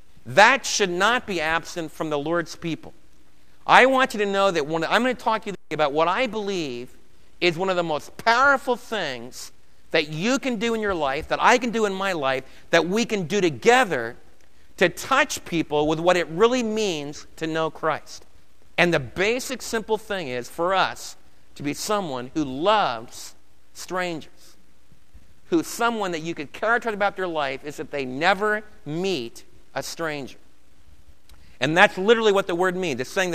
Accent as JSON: {"language": "English", "town": "Brooklyn", "region": "New York", "country": "United States", "tie": "born or raised there", "said": "Now, I was raised in New York. If you haven't gathered from my accent, I think most of it's gone, but I can still talk about Torrey and Torrey Avenue in Brooklyn or the water. And I was raised back east."}